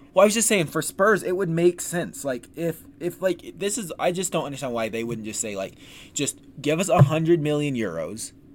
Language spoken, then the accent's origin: English; United States; I'm American